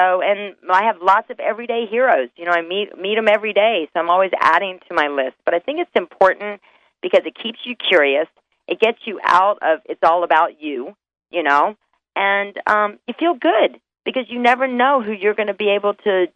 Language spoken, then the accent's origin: English; North Carolina, United States; moved away; I'm originally from North Carolina